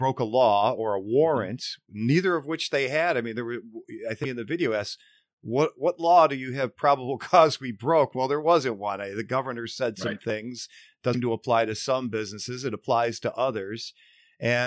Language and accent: English; Buffalo, New York, United States; also born or lived in Florida; I was born and raised in Buffalo